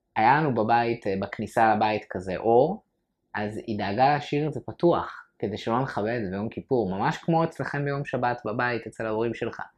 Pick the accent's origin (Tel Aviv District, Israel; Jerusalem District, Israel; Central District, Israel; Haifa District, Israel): Tel Aviv District, Israel; Ramat Gan; גדלתי ברמת גן, שזה מקום חילוני